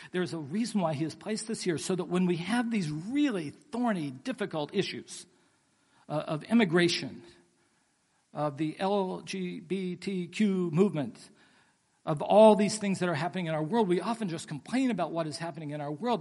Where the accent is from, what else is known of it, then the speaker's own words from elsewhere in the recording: West Virginia, United States; now in Pasadena, United States; I grew up in West Virginia